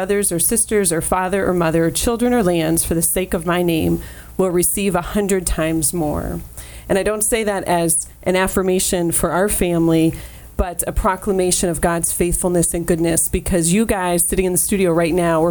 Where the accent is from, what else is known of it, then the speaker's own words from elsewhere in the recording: Pennsylvania, United States; moved away as an adult; we moved from Pennsylvania a couple years ago, 2 years ago, which was my hometown. My family's there.